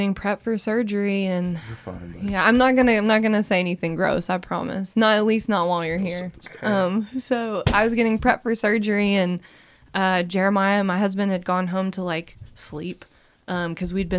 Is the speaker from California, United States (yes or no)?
no; Florence, Alabama, United States; now in Birmingham, United States; My first skate park that I ever went to was in my hometown in Florence, Alabama.